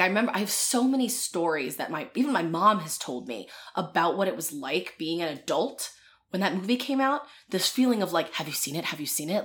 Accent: Philadelphia, Pennsylvania, United States; I'm from Philadelphia

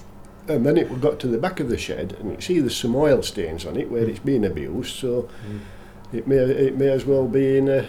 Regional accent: Barnsley, Yorkshire and the Humber, United Kingdom; also born or lived in Dodworth; I was born in Barnsley, 1944, and I've lived in Dodworth for the past 40-odd years.

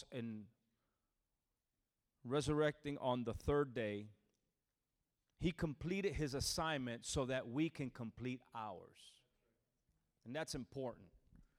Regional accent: New Jersey, United States; moved away as an adult; now in Orlando, United States; I'm originally from New Jersey, born and raised in New Jersey, from a Puerto Rican family

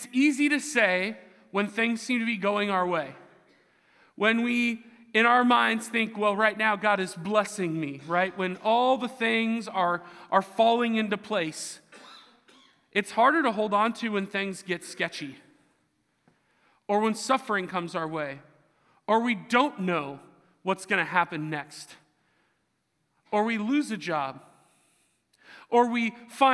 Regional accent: Seattle, Washington, United States; I'm from the Seattle area

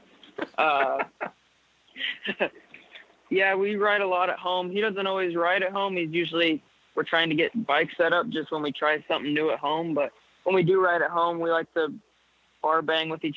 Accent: Washington, United States; also born or lived in Spokane, Washington; I was born in Spokane, Washington, born and raised in Michael, Washington, about 15 miles south down the road.

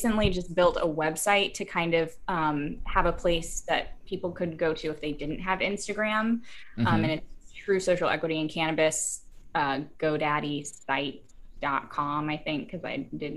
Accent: Houston, Texas, United States; moved away as an adult; now in Chicago, United States; a little white girl from Texas. I'm originally from Houston, but I've been in Chicago

